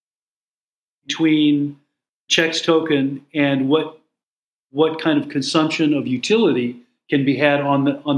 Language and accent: English; United States; I'm an American citizen